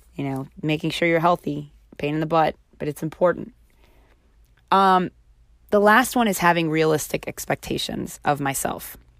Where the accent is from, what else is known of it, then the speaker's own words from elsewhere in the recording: Baltimore, Maryland, United States; close to the area which I was raised in Baltimore.